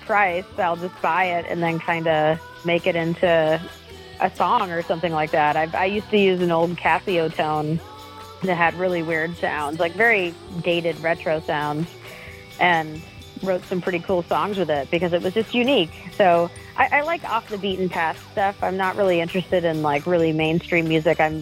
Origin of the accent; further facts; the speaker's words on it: Ellsworth, Maine, United States; also born or lived in Bar Harbor, Maine; now in Boston, United States; I grew up in Ellsworth, basically Bar Harbor and Ellsworth